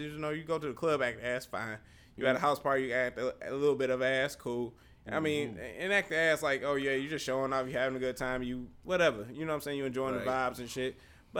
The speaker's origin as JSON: {"language": "English", "region": "the North", "country": "United States", "said": "I'm black. How you doing? Like, right. I'm from the North, too."}